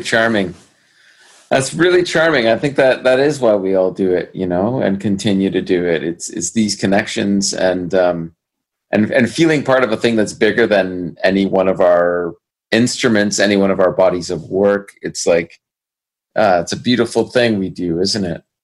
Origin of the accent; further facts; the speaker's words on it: Brampton, Ontario, Canada; Brampton, in my hometown